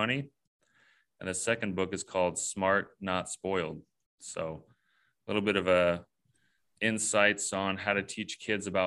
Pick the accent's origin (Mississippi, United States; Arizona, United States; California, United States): California, United States; Southern; I grew up here in Southern California